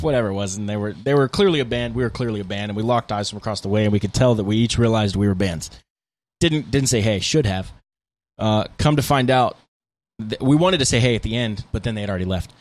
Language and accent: English; United States; we're from America